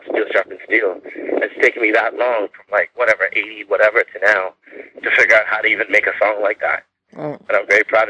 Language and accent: English; Whitby, Ontario, Canada; also born or lived in Trinidad and Tobago; I'm a Trinidadian person who grew up in Whitby, Ontario